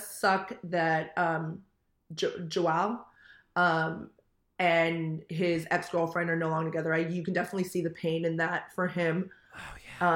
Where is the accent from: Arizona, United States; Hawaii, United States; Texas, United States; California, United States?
California, United States; Manhattan Beach; I'm originally from Manhattan Beach